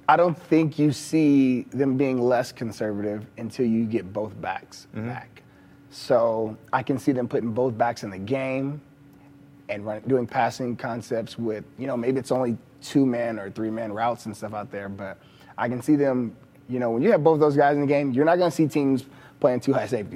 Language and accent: English; Texas, United States; I'm from Texas. You know, growing up, I watched Texas